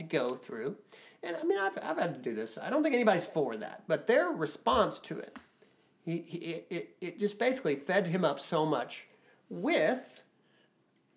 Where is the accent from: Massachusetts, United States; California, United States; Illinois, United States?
Illinois, United States; Shawnee National Forest; I grew up in the Shawnee National Forest, so we've got trees